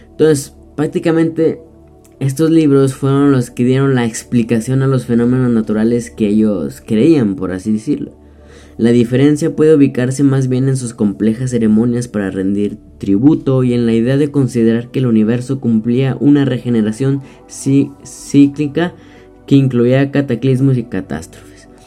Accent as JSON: {"language": "Spanish", "country": "Mexico", "said": "Este, no sé de en qué país seas, pero para que sepas que yo soy de México, claro."}